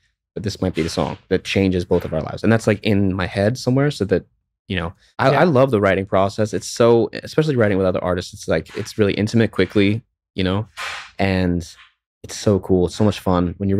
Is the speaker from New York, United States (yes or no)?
yes; New York, United States; So I grew up in New York. So the big song for me when I grew up was